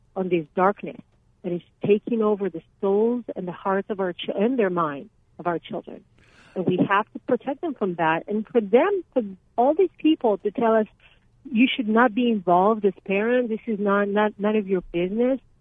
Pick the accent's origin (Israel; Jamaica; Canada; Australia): Israel; now in Arizona, United States; I'm from Israel